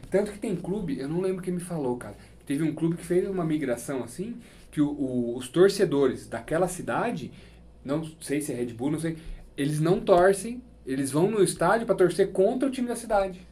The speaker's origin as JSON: {"language": "Portuguese", "town": "Itupeva", "region": "São Paulo", "country": "Brazil", "tie": "born or raised there", "said": "Eu cresci em Itupeva, aqui do lado"}